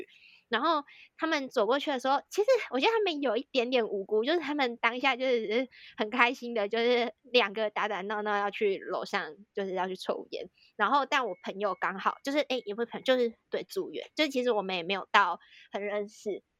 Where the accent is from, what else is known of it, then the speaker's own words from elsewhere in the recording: Taiwan; 然后我就说：“啊、哦，我是台湾人啊。”这样，然后我真的没有太觉得这句话有什么意思，我当下真的真的没有想到任何政治的东西。